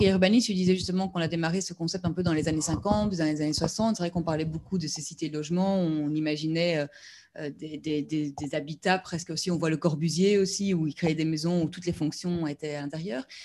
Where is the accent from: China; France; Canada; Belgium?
Belgium; Brussels; Et ben, chez nous, à Bruxelles, on va dire 80% ils, ont pas euh, roulent en voiture.